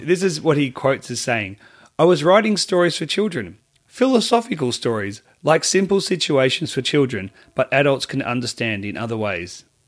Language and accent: English; Australia; I'm Australian